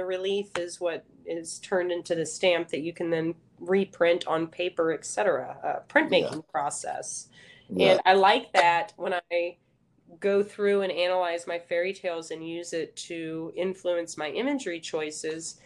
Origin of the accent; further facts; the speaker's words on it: McKinney, Texas, United States; I'm originally from the Dallas area. I graduated in McKinney High School.